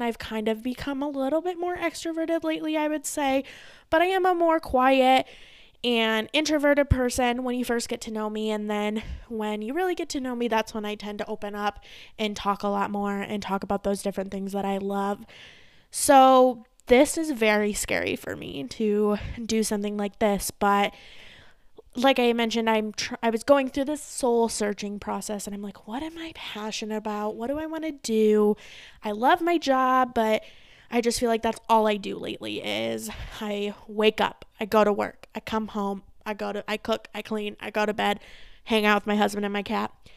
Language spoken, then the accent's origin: English; Saginaw, Michigan, United States; moved away as an adult; now in Arizona, United States; I'm originally from Michigan. I was born in Saginaw, Michigan.